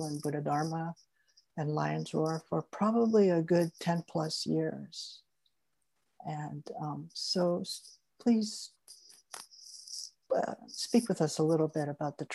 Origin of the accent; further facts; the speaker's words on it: Bay Area, California, United States; it's in my blood or it's in my kind of DNA from growing up in the Bay Area.